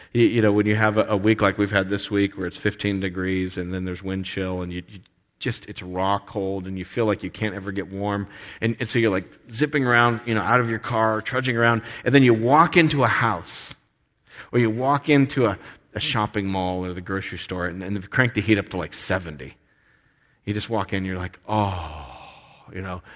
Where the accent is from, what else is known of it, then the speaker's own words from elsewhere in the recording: United States; us as American Christians